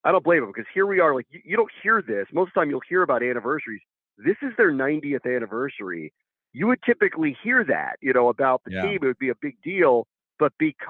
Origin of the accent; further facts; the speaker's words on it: Washington, District of Columbia, United States; I grew up in the Washington area and went to RFK Stadium as a kid